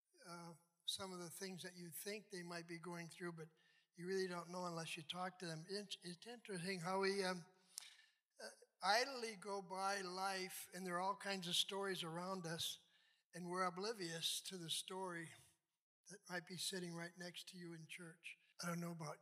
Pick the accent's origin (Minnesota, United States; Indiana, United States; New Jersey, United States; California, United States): Minnesota, United States; St. James; also born or lived in Farmington, Minnesota / Hibbing, Minnesota / Bloomington, Minnesota; now in Lakeville, United States; I was born in Farmington, Minnesota, lived there for 7 years. Then we moved to St. James. That was great.